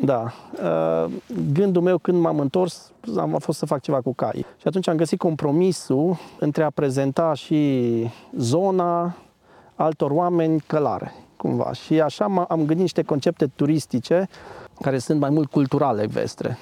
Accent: Agnita, Sibiu County, Romania; moved away as an adult; also born or lived in United Kingdom / Denmark; Sunt de aici. Uh, de fapt, de 10 km m-am născut în Agnita și bunicii sunt din satul vecin

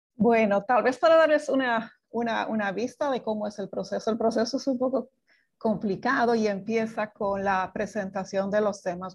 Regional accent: Bolivia; moved away as an adult; now in Dominican Republic; soy boliviana, pero hace 25 que vivo en Dominicana

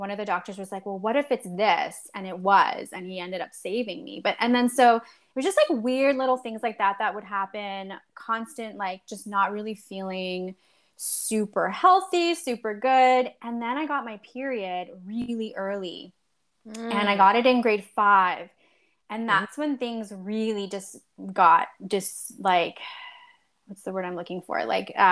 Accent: Poland; now in Winnipeg, Canada; I was born in Poland. I now live in Canada in Winnipeg.

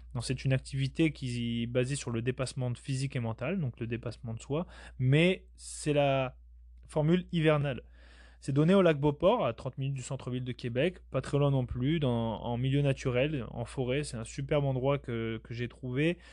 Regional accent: Basque Country, Nouvelle-Aquitaine, France; je viens de la France, du sud-ouest de la France au Pays Basque

